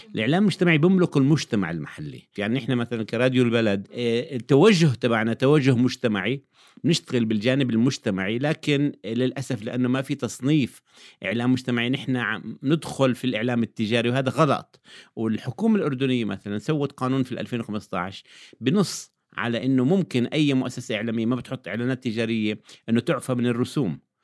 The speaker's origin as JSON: {"language": "Arabic", "country": "Jordan", "said": "عندنا في الأردن"}